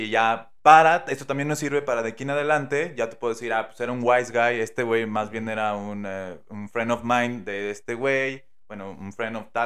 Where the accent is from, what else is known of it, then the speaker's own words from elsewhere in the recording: Mexico; pues sí soy mexicano, pero no soy de acá. Y empiezo a yo fingir el acento, ¿no?